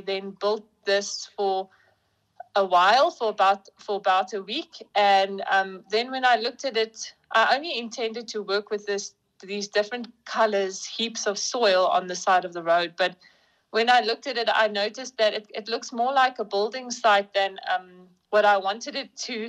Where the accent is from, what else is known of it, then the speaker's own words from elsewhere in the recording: Bloemfontein, Free State, South Africa; I'm from Bloemfontein. I matriculated here in Bloemfontein at St Michael's School for Girls